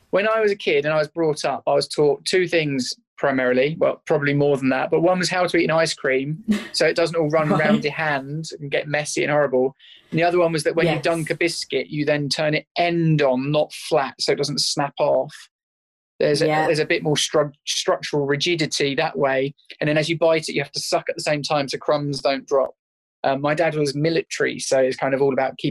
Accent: Sandy, East of England, United Kingdom; moved away as an adult; I'm actually really proud and pleased to be back in Bedfordshire. And now my workshop's between my house and my mum's house. And it's actually rather lovely to be back where it all started. And during the pandemic, I went into my old school in Sandy

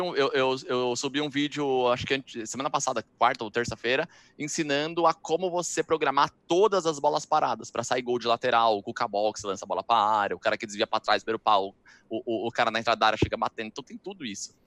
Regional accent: Brazil; sou do Brasil

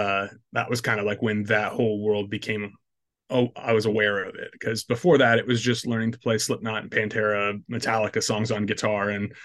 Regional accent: Iowa, United States; But I grew up in Northwest Iowa

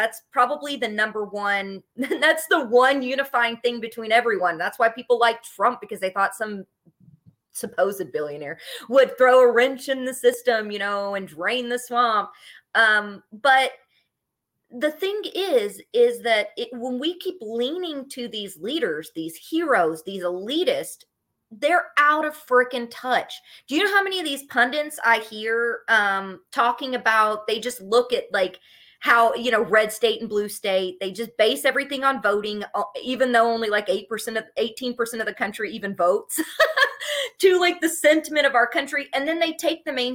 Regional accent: Appalachia, Kentucky, United States; from Kentucky who does have degrees, but I was like from Appalachia

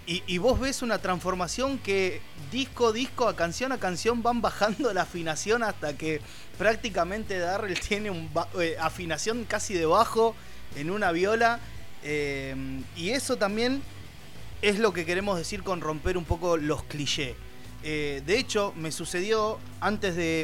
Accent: Buenos Aires, Argentina; nosotros los tres somos, somos de Buenos Aires, de Argentina

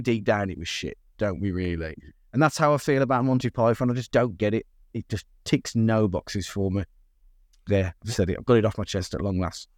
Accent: United Kingdom; being British

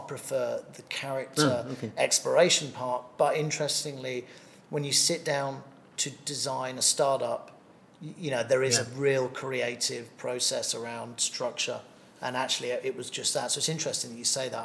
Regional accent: England, United Kingdom; now in Thailand; being English originally

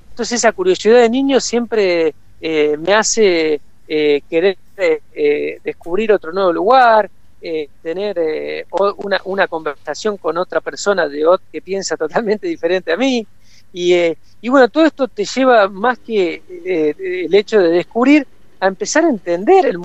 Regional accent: Córdoba, Argentina; also born or lived in Santa Fe Province; soy oriundo del canal, y mi, en realidad en realidad mi padre viene de Rufino, que estás en Santa Fe, así que bueno, se puede decir que soy mitad santafesino, mitad cordobés

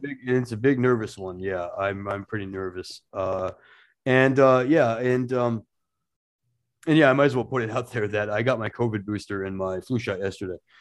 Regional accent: Portland, Maine, United States; my hometown of Portland, Maine

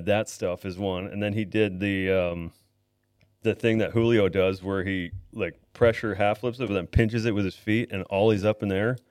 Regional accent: Niagara Falls, Ontario, Canada; also born or lived in Blaine / Los Angeles; now in Vancouver, Canada; I was born in Niagara Falls, Ontario

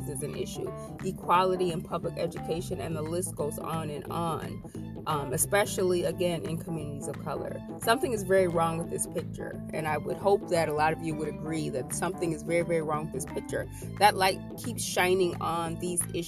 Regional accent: Ohio, United States; moved away; I'm from Ohio originally

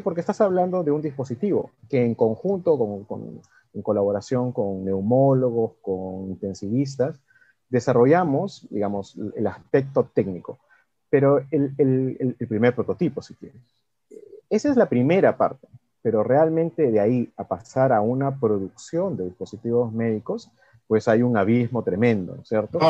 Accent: Peru

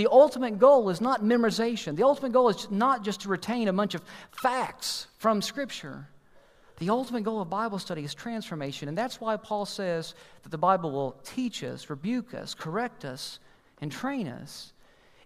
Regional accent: Kentucky, United States; we're from Kentucky

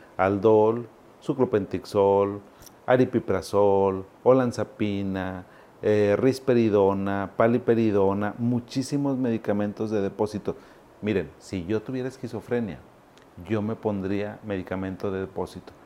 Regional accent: Monterrey, Nuevo León, Mexico; also born or lived in Zacatecas, Mexico; yo no soy regio. Bueno, soy regio porque pues ya soy de aquí toda la vida, pero yo llegué a Monterrey a los 7, 8 años. Yo soy zacatecano

